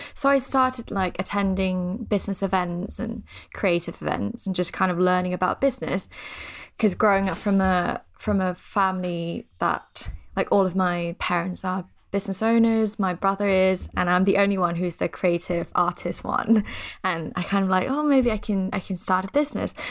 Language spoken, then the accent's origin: English; Thailand; moved away; I'm from Thailand, so we're pretty superstitious there.